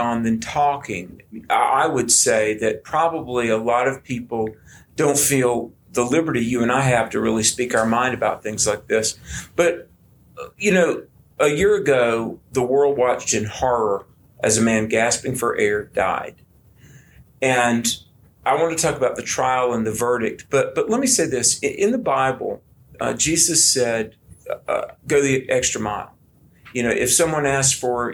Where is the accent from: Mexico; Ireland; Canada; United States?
United States; as an American